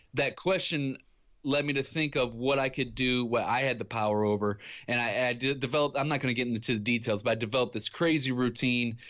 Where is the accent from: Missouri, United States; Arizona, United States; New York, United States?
Missouri, United States; Ferguson; I grew up in Ferguson, Missouri